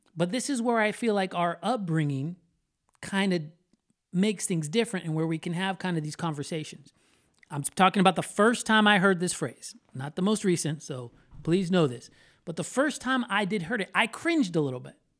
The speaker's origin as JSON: {"language": "English", "region": "Florida", "country": "United States", "tie": "born or raised there", "said": "I am a Florida boy, born and raised in Florida"}